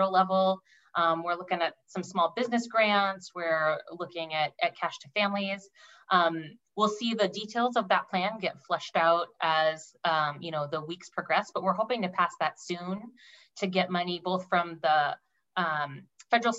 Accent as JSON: {"language": "English", "area": "Sunnyslope, South Kitsap", "region": "Washington", "country": "United States", "tie": "born or raised there", "said": "I grew up in Sunny Slope in the house my mom grew up in. Graduated from South Kitsap High School in 2004."}